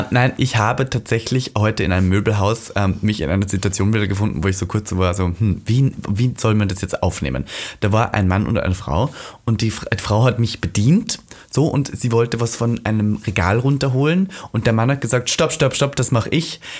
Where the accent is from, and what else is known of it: Austria